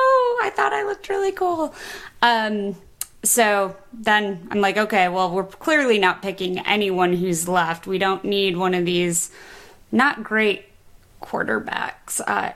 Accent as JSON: {"language": "English", "town": "Kalamazoo", "region": "Michigan", "country": "United States", "also_born_or_lived": "Ohio", "moved": "yes", "said": "I'm a Michigan girl. I didn't go to the University of Michigan, but I'm actually from Michigan. I spent 27 years there."}